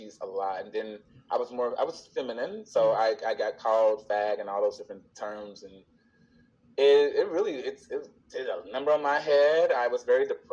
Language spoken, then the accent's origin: English; Chicago, Illinois, United States; I was born and raised in the South Side of Chicago